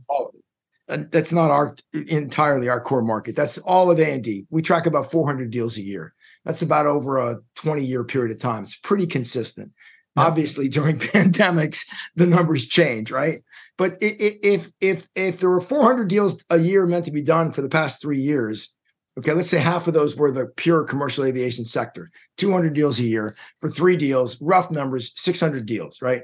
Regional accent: United States; as an American

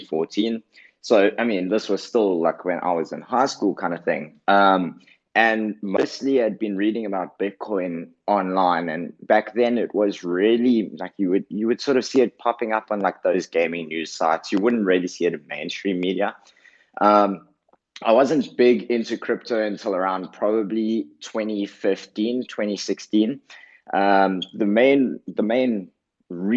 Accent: South Africa; I'm from South Africa

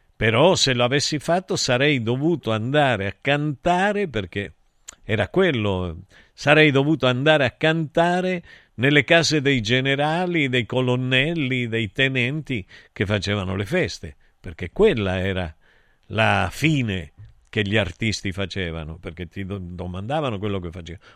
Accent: Argentina; moved away; Io invece da buon argentino

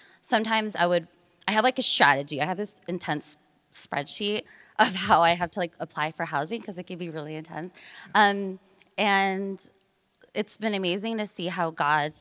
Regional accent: Merced, California, United States; moved away as an adult; also born or lived in South Africa / Philippines / San Francisco / Oakland; I grew up in Merced, California.

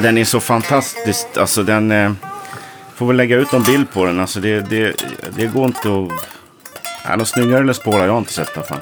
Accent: Sundbyberg, Stockholm County, Sweden; Kino bodde på samma gata som jag i Hallonbergen där jag kommer ifrån

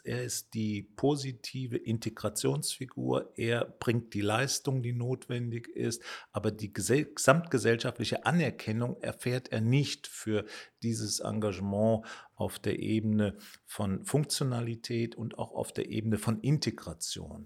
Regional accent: Mayen, Rhineland-Palatinate, Germany; bin in Main in der Eifel geboren. Das ist unweit von Bonn, aber auch nicht so ganz weit von der luxemburgisch-belgischen Grenze entfernt.

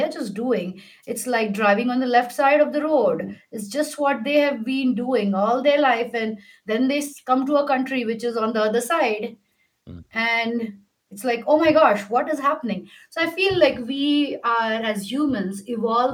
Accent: India; I'm Indian

